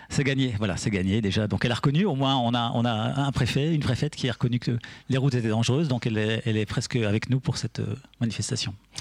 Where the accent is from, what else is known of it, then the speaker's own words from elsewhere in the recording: Vosges, Grand Est, France; now in Picardie, France; Moi, je suis né dans les Vosges, donc euh, on avait vraiment de la, neige et des hivers